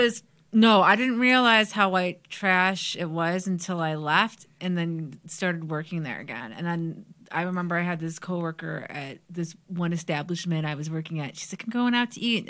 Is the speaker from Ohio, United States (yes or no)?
yes; Parma, Ohio, United States; I grew up in Parma